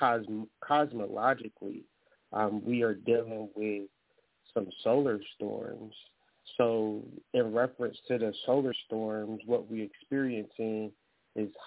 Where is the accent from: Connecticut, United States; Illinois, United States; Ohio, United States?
Ohio, United States; moved away as an adult; now in Michigan, United States; I'm from Ohio, but now I'm in Michigan